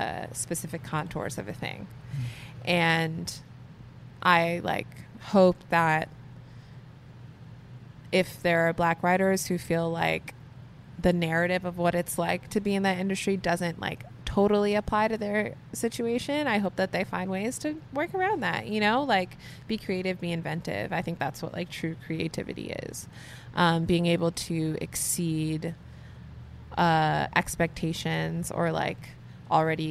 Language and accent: English; New York City, New York, United States; I grew up in Canarsie, Brooklyn